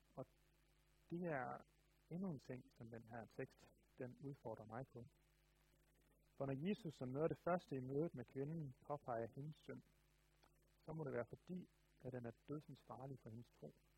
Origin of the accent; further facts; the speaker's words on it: Denmark; Jeg tror, jeg er meget klassisk dansker